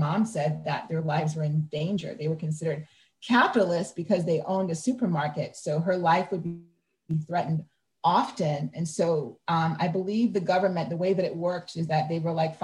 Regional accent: Long Island, New York, United States; born or raised there; moved away as an adult; also born or lived in Jamaica / Queens, New York; now in Durham, United States

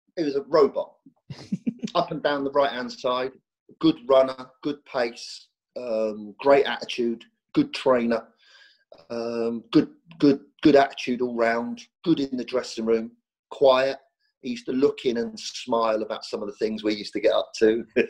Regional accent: Reading, South East England, United Kingdom; I was born and bred in Reading

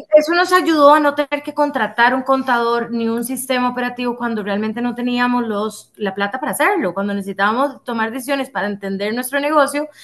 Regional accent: Costa Rica; nosotros somos ticos

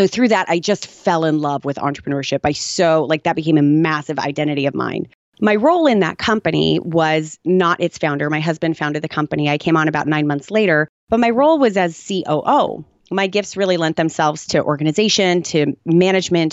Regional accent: Tucson, Arizona, United States; I was born in Tucson, Arizona

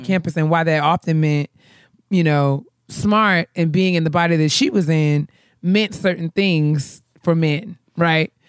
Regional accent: New York, United States; I'm from New York

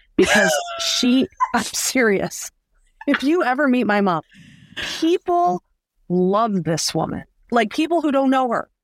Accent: Detroit, Michigan, United States; I grew up here in the Metro Detroit area.

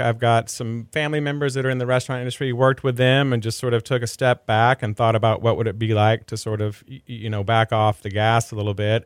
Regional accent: Dallas, Texas, United States; now in Houston, United States; I grew up in Dallas

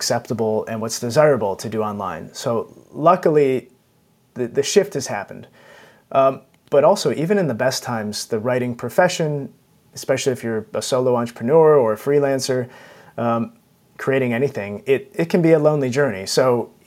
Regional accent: United States; moved away as an adult; now in London, United Kingdom; So I'm American, and everyone has nice big lawns in America, or at least in the suburbs where I grew up

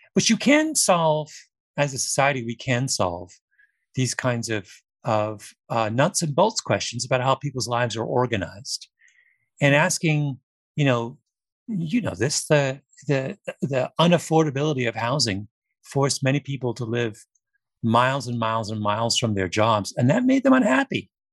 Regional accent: Canada; I'm Canadian

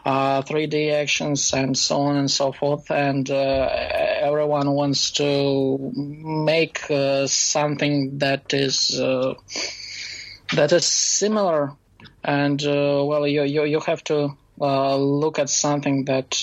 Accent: Belarus; I'm from Belarus

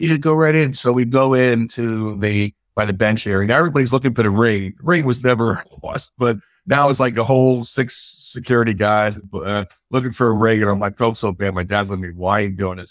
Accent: New York City, New York, United States; growing up in Brooklyn in probably a poor, underprivileged environment like I did

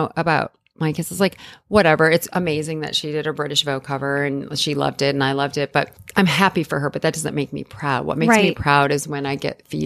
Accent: Illinois, United States; moved away as an adult; also born or lived in New York; I grew up in Illinois in a very, yeah. very normal, you know, small town environment.

